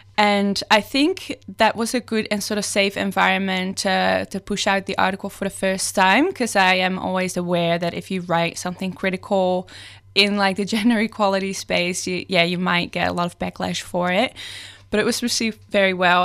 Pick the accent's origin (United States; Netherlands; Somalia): Netherlands; moved away as an adult; now in Melbourne, Australia; I'm originally from the Netherlands.